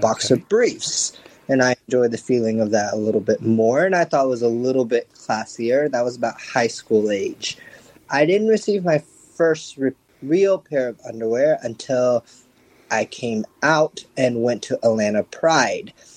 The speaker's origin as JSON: {"language": "English", "country": "Japan", "tie": "born or raised there", "also_born_or_lived": "United States", "moved": "as an adult", "said": "I was born and raised here in Japan and moved to the US for a little bit and finished my college and everything there. I moved back to Japan about five years ago"}